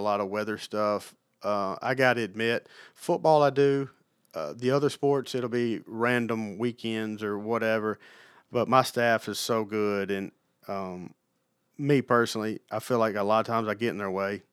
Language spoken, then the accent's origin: English; Alabama, United States; moved away as an adult; also born or lived in Mississippi / Los Angeles; now in Knoxville, United States; I grew up, you know, an hour from Tuscaloosa, right on the Mississippi-Alabama state line.